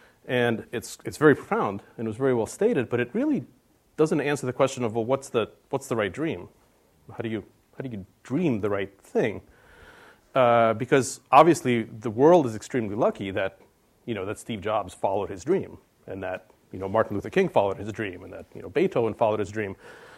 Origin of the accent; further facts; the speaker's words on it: Russia; born there; I was in Russia. I was born in Russia, and I was probably 5 or maybe 6 or something.